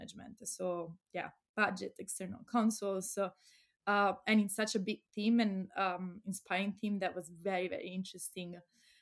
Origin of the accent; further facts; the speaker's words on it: Pisa, Tuscany, Italy; moved away as an adult; also born or lived in Leiden, Netherlands; now in Amsterdam, Netherlands; I'm Italian from Pisa, but so from Tuscany.